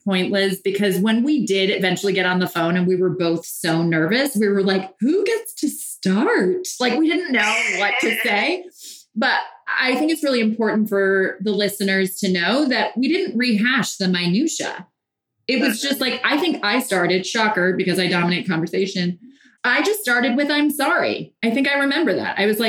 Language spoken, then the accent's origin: English; Ireland; Well, I'm Irish, so I still have a little resentment.